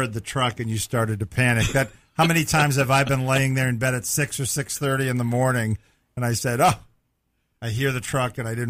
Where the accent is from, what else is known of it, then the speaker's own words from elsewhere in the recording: New England, United States; moved away as an adult; now in Florida, United States; growing up in New England